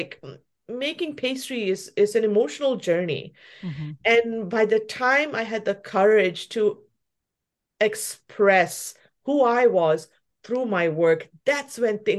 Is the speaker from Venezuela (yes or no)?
no; Malaysia; also born or lived in New Zealand; now in Vancouver, Canada; I look Indian, but I'm from Malaysia, but then I also grew up in New Zealand, and then now I'm in Canada.